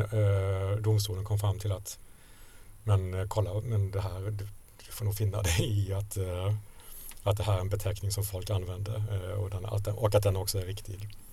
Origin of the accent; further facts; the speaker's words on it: Sweden; jag är från Sverige, eh, eh, journalist